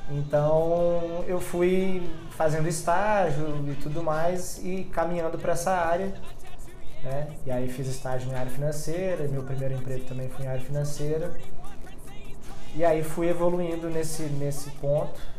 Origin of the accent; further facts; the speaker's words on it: Campinas, São Paulo, Brazil; born there; also born or lived in Mato Grosso do Sul / Paraná; now in Belo Horizonte, Brazil; eu não nasci em BH, eu nasci em Campinas e já morei em cinco cidades fora de BH.